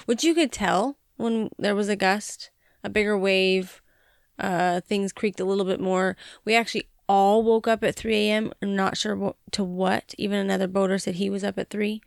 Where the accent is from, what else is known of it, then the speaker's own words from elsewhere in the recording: Montana, United States; moved away; growing up in Montana